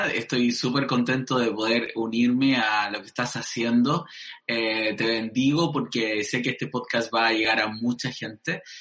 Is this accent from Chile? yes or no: yes; Arica, Arica y Parinacota, Chile; born there; em, nací en Arica, em, mis papás fueron pastores